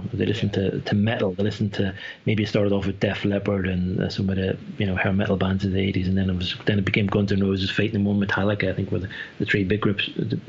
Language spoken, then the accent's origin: English; Ireland; now in Switzerland; I might live in Switzerland now, but I'm Irish. And I lived in Ireland until I was 23.